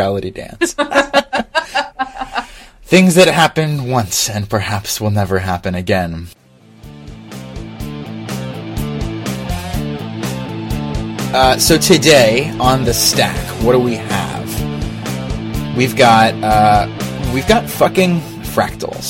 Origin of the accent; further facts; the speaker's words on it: Philadelphia, Pennsylvania, United States; we're from Philadelphia